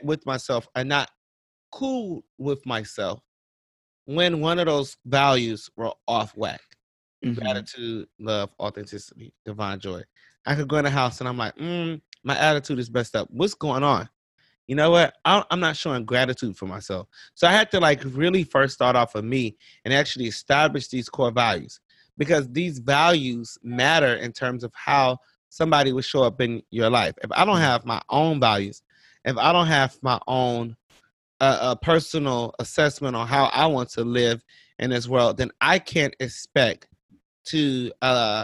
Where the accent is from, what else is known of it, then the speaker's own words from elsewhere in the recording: Cleveland, Ohio, United States; now in Charlotte, United States; my hometown is Cleveland, Ohio. I live in Charlotte, North Carolina.